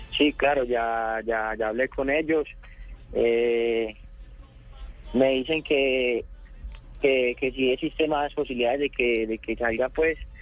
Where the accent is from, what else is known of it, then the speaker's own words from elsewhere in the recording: Medellín, Antioquia, Colombia; soy de la Comuna 13 de Belencito